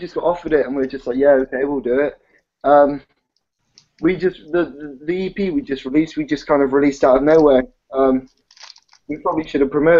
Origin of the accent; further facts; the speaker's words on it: Bristol, South West England, United Kingdom; We're from Bristol